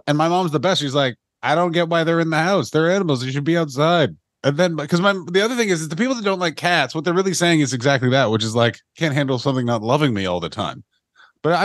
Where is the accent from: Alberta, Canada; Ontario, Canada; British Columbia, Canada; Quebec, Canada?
Ontario, Canada; Ottawa; my hometown of Ottawa